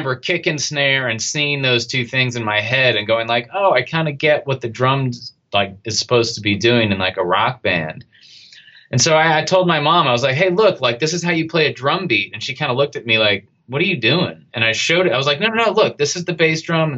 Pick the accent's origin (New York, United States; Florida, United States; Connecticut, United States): Connecticut, United States; moved away as an adult; also born or lived in San Francisco; I grew up in the same house in Connecticut my whole life